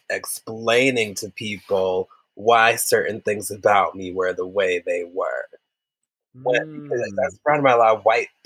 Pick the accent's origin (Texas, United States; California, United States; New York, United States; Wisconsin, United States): Wisconsin, United States; But going back mm. to that growing up in Wisconsin, mm-hmm. growing up in Wisconsin